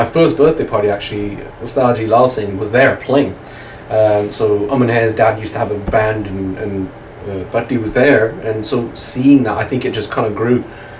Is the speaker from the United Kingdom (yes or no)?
yes; England, United Kingdom; moved away; In England, growing up in England